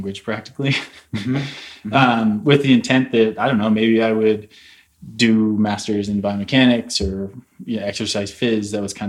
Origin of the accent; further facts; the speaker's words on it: St. Louis, Missouri, United States; moved away as an adult; now in Boulder, United States; I'm from St. Louis originally.